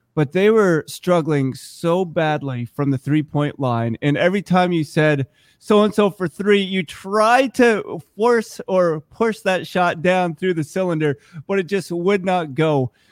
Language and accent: English; Vermont, United States; also born or lived in Korea; I'm Korean. I was adopted as an infant, grew up right here in Vermont